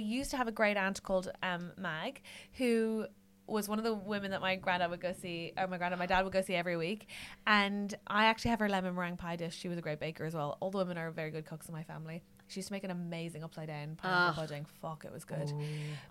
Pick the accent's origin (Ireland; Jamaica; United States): Ireland; I'm Irish